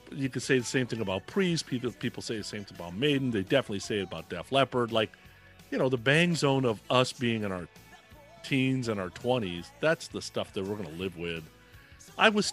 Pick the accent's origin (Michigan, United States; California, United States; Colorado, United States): California, United States; the Bay Area; I grew up in the Bay Area.